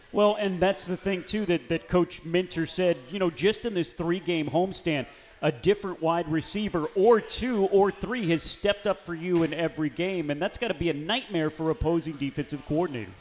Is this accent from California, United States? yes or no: no; Missouri, United States; moved away; where I'm from, my home state of Missouri. I grew up 30 uh, minutes away from where you were last head coach at, at Lincoln University